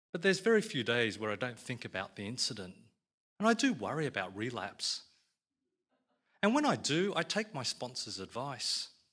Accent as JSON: {"language": "English", "country": "Australia", "said": "I'm an Aussie Chinaman"}